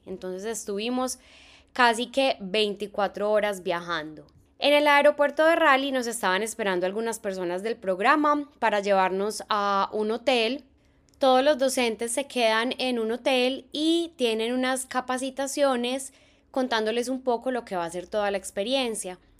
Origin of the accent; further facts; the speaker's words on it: Medellín, Antioquia, Colombia; moved away as an adult; now in Concord, United States; yo soy de Medellín en Colombia, en mi ciudad no existen las estaciones